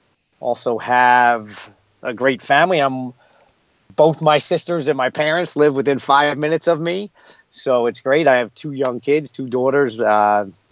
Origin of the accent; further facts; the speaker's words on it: Philadelphia, Pennsylvania, United States; I'm born and raised in Philadelphia, Pennsylvania